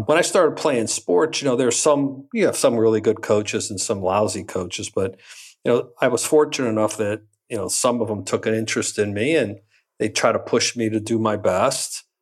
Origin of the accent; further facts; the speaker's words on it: Western Pennsylvania, United States; moved away as an adult; also born or lived in Michigan; growing up in Western Pennsylvania